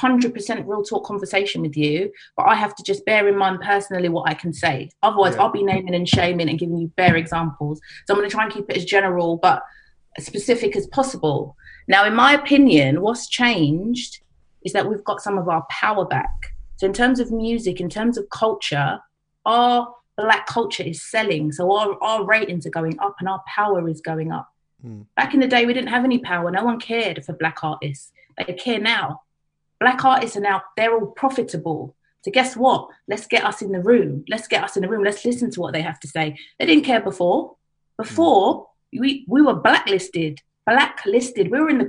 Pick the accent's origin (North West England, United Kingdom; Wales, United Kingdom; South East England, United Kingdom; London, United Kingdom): London, United Kingdom; Harrow; I grew up in Harrow. So I'm from a predominantly white area, Asian area.